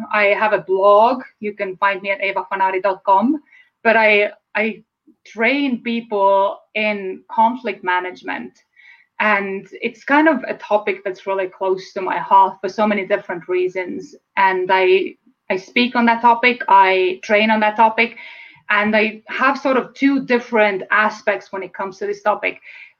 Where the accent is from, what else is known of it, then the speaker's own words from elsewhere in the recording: Estonia; English is a second language; moved away as an adult; now in United States; And perhaps you have heard my accent. So I'm from Estonia. It's a former Soviet bloc country. And I was born and raised there.